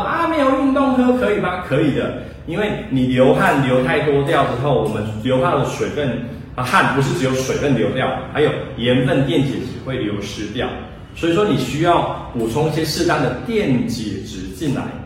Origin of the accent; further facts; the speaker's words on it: Taiwan; 我们台湾人